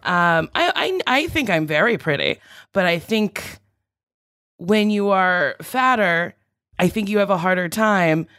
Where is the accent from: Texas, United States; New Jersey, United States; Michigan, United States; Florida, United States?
New Jersey, United States; Lincroft; moved away; originally, I am from New Jersey